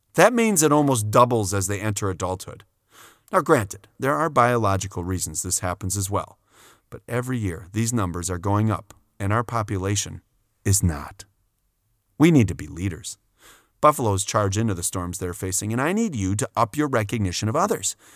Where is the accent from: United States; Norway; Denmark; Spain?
United States; Wisconsin; I grew up with a lot of second generation Germans in my hometown in Wisconsin